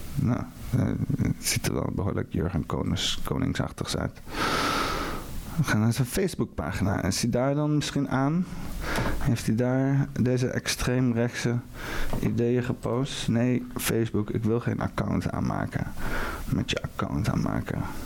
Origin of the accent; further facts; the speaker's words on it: Netherlands; Ik ben Nederlander